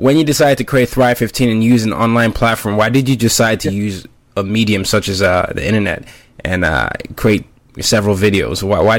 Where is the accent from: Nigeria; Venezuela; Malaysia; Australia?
Nigeria; also born or lived in five different countries; I'm Nigerian, and I ended up growing up in multiple countries, five different countries.